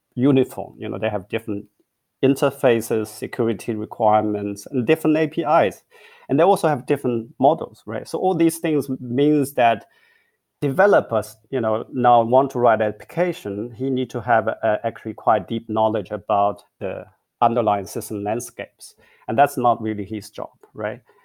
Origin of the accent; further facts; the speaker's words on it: China; moved away as an adult; also born or lived in Beijing / Hong Kong; now in Berlin, Germany; I grew up in China. I went to university in, in Peking and Hong Kong